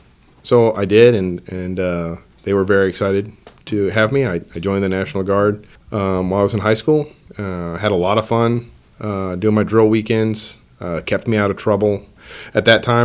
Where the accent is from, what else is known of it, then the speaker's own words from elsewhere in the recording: Merritt, Oklahoma, United States; I grew up in Western Oklahoma, place called Merritt